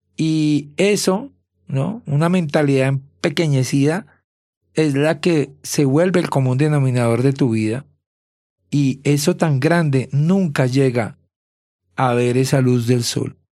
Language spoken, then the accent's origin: Spanish; Bogotá, Colombia; moved away; soy de Bogotá, de Colombia